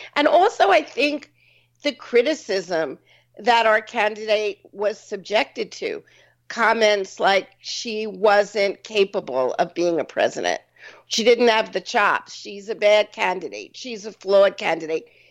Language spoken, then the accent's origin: English; New York, United States; I'm a New Yorker